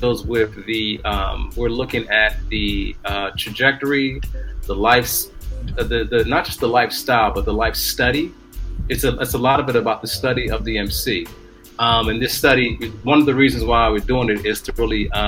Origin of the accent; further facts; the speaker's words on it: Philadelphia, Pennsylvania, United States; I'm from Philly